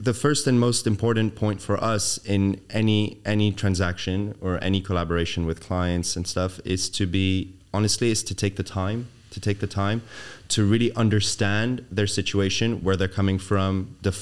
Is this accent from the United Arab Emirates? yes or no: yes; Dubai, United Arab Emirates; moved away; growing up in Dubai, coming back to Dubai was very easy.